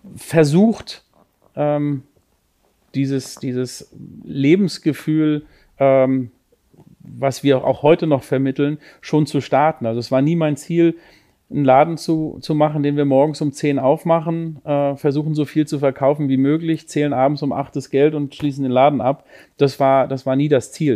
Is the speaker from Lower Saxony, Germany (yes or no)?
no; Lübeck, Schleswig-Holstein, Germany; now in Cologne, Germany; ich komme gebürtig aus Lübeck, bin mittlerweile, ich glaube, 25 Jahre in, in Köln